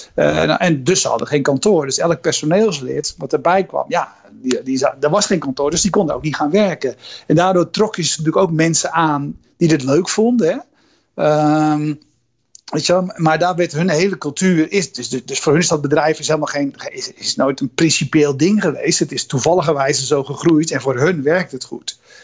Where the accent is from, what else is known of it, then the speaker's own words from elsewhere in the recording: Netherlands; ik zelf als Nederlander